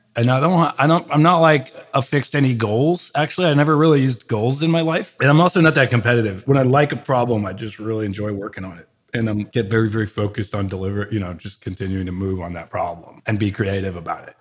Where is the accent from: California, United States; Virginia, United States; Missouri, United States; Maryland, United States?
Maryland, United States; Bethesda; moved away as an adult; also born or lived in San Francisco Bay Area / New York; I grew up in the suburbs of Washington, D C, Bethesda, Maryland